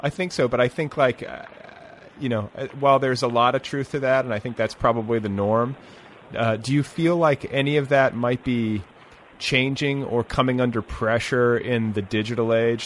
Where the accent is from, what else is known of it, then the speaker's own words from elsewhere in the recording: Indiana, United States; moved away as an adult; also born or lived in Colorado; I was from Indiana